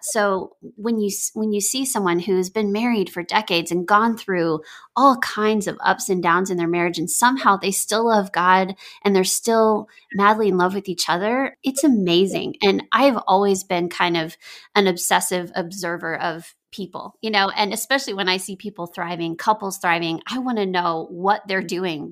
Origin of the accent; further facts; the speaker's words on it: Texas, United States; moved away as an adult; now in Nashville, United States; I grew up in Texas